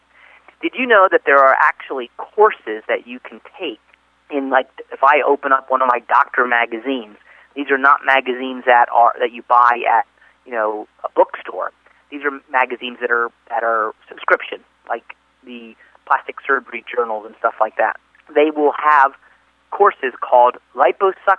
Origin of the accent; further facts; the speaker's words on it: East Coast, United States; I'm from the East Coast